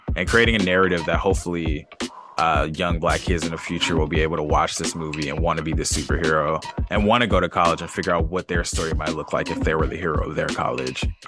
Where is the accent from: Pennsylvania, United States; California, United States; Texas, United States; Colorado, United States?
California, United States; Los Angeles; I grew up, up in L